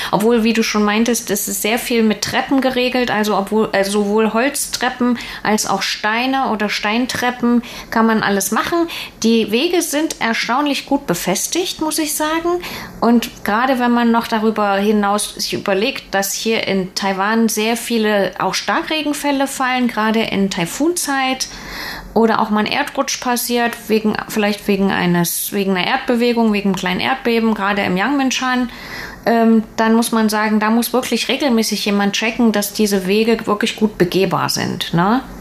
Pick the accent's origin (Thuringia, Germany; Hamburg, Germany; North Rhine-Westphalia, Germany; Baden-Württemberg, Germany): Thuringia, Germany; Und ich komme ja aus dem Thüringer Wald